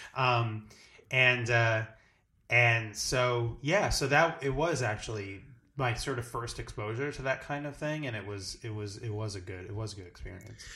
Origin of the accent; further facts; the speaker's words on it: New Jersey, United States; I'm from, originally from New Jersey. I'm, like, from the shore area